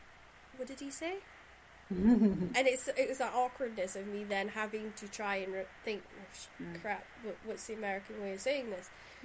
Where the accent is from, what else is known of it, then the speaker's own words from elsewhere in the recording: Shetland, Scotland, United Kingdom; accent: Shetland; when I go back to Shetland, everybody teases me because I can't get my Shetland accent right at all.